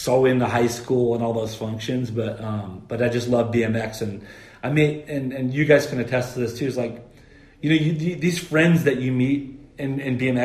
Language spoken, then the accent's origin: English; Cape Coral, Florida, United States; moved away as an adult; also born or lived in California; I grew up in Florida, and my home track was Cape